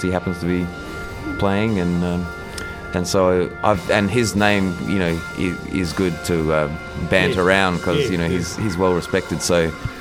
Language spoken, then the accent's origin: English; Adelaide, South Australia, Australia; also born or lived in New York / Toronto; now in Sydney, Australia; I'm from Adelaide, and then I moved to Sydney quite early on. And I've pretty much been in Sydney this whole time